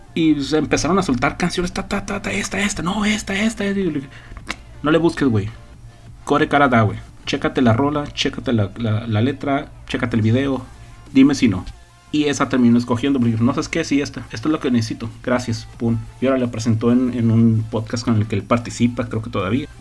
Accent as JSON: {"language": "Spanish", "region": "northern Mexico", "country": "Mexico", "said": "como buen norteño"}